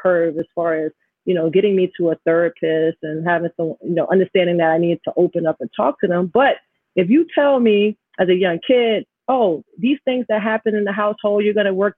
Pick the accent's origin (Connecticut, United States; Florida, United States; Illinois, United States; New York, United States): New York, United States; New York City; also born or lived in Jamaica, Queens; growing up in Astoria, having my parents separate. So here I am living in a middle class area in Queens, Jamaica, Queens